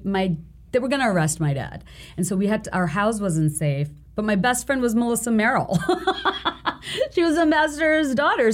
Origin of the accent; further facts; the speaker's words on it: Bangladesh; moved away; growing up in Bangladesh and going to the school that I did